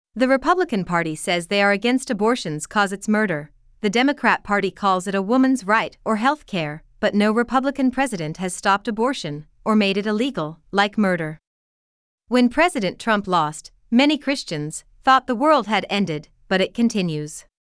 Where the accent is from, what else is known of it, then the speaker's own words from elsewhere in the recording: United States; As an American